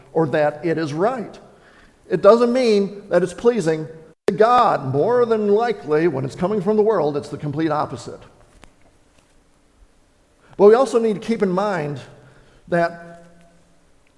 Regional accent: Wisconsin, United States; I grew up in Wisconsin

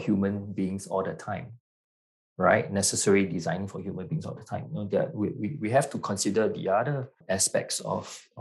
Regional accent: Singapore; also born or lived in New Zealand / London; Singapore. Born and bred in Singapore. Yeah, but I was educated in New Zealand and London as well

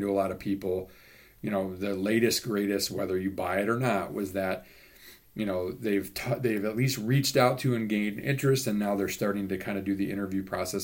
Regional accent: Indiana, United States; when I grew up in Indiana in the late 70s, early 80s

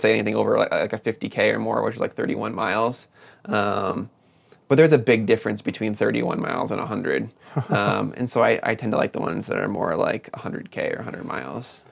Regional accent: Madison, Wisconsin, United States; moved away; i grew up in southern wisconsin in the madison area

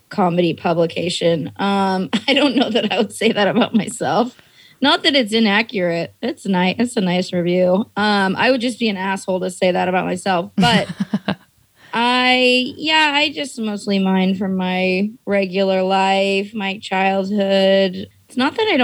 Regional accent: the Bay Area, California, United States; also born or lived in Portland / New York; now in Los Angeles, United States; I grew up in the Bay

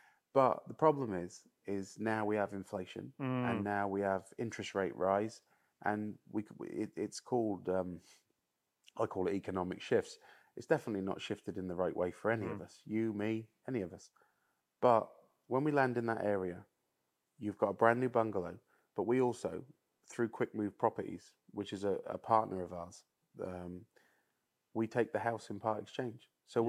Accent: United Kingdom; which we should all be proud about being British

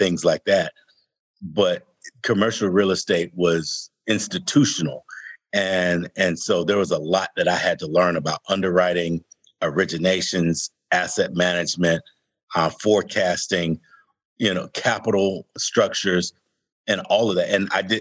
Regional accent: Atlanta, Georgia, United States; growing up in Atlanta as a young African-American, we were all on the south side of Atlanta.

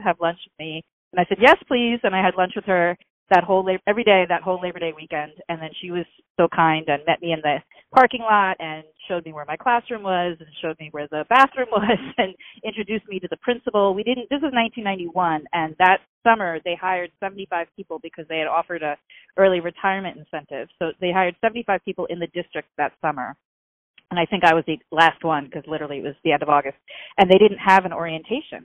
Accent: Pelham, New York, United States; moved away as an adult; also born or lived in New Rochelle, New York; now in Stamford, United States; I grew up in Pelham

